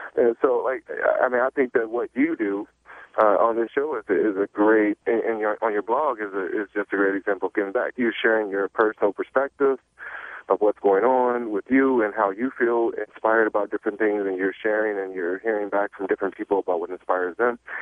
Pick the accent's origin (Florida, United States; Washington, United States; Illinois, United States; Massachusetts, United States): Illinois, United States; Chicago; moved away; also born or lived in Michigan; I'm from Chicago, I uh, lived in Michigan, but I'm from Chicago, born in Chicago.